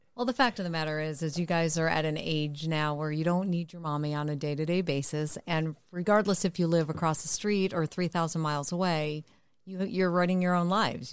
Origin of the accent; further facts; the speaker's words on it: Connecticut, United States; now in California, United States; I moved to California, but I'm originally from Connecticut